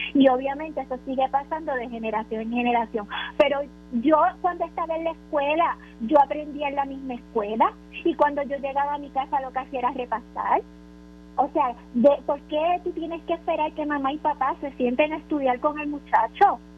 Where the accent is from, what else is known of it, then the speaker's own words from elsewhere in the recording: Puerto Rico; como en Puerto Rico eh, somos latinos